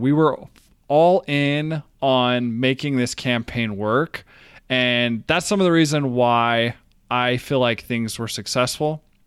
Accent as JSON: {"language": "English", "town": "Brigham City", "region": "Utah", "country": "United States", "tie": "born or raised there", "also_born_or_lived": "Brazil", "said": "I grew up in Brigham City, Utah"}